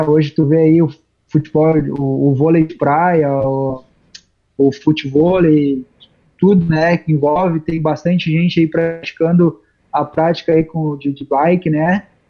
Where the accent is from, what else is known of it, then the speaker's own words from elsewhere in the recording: Taquara, Rio Grande do Sul, Brazil; da cidade Taquara, né? Tanto da cidade quanto do nosso interior, que é de onde eu venho